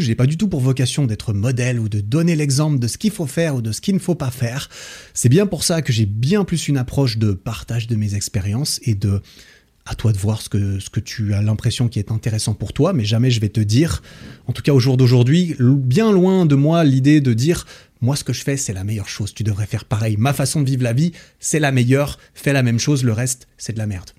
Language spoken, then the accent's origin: French; Switzerland; chez moi, en Suisse